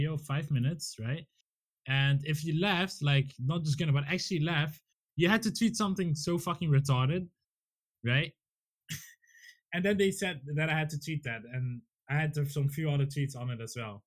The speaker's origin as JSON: {"language": "English", "country": "Netherlands", "said": "I'm from the Netherlands, the best country in the world"}